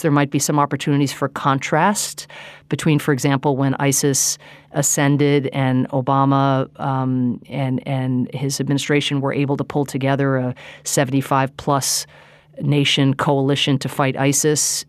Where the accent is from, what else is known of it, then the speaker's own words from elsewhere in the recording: United States; as an American